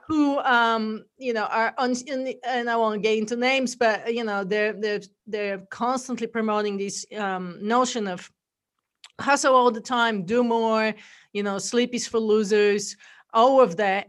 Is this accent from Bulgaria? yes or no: yes; Bulgaria; accent: funky accent; English is a second language; moved away as an adult; now in United States; I'm originally from Bulgaria. That's where the accent is from